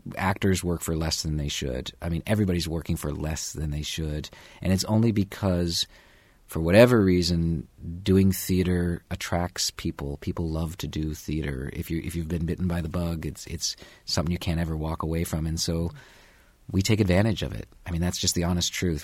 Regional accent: Canada; also born or lived in New York; now in Bloomington, United States; I'm a Canadian

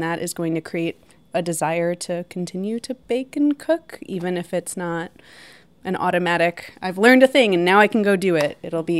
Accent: Chicago, Illinois, United States; moved away; I'm from Chicago

